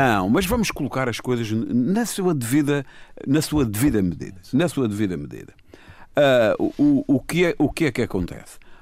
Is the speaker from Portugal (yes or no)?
yes; Madeira, Portugal; nós todos somos madeirenses